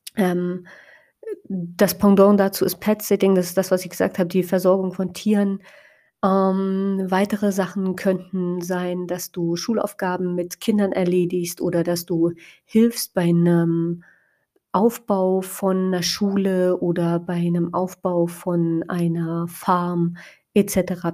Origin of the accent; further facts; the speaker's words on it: Spreewald, Brandenburg, Germany; in meiner Heimatstadt, also generell einfach im Spreewald